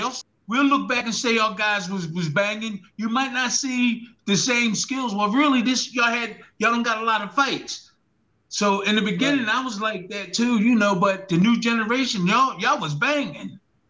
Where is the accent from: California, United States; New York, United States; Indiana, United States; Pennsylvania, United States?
Pennsylvania, United States; Philadelphia; I'm from South Philly, too.